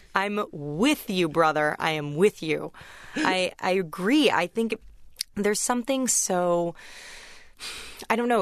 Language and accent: English; United States; accent: American; also born or lived in England; I was the only American at my college